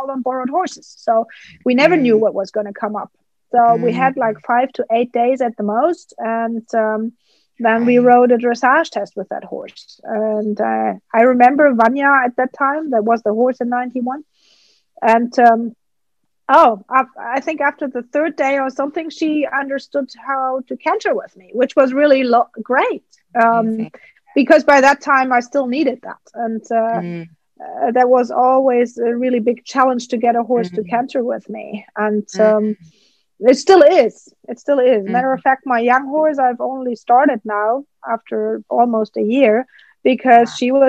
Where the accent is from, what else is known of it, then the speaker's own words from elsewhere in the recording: Germany; English is a second language; And that was growing up in Germany.